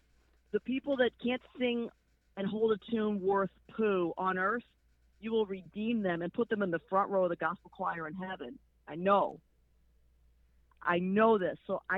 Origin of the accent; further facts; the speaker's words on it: Chicago, Illinois, United States; moved away as an adult; also born or lived in Bowling Green, Ohio; now in South Florida, United States; Born in Bowling Green, Ohio, raised in Chicago, and have spent my adult life in South Florida.